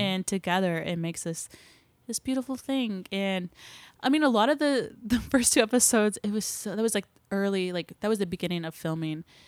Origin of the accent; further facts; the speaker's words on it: Claremore, Oklahoma, United States; I grew up in Claremore, which is, like, forty-five minutes north of here